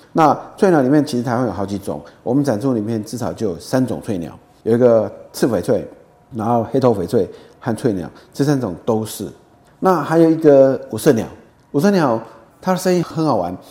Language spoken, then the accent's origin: Chinese; Taiwan; 对我们台湾人来讲，可能感觉比较不到。